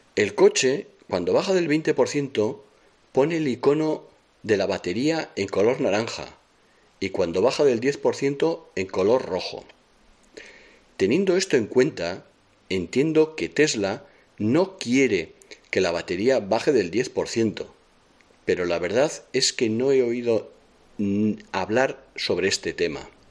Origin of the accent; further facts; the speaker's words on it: San Sebastián, Basque Country, Spain; soy de Donosti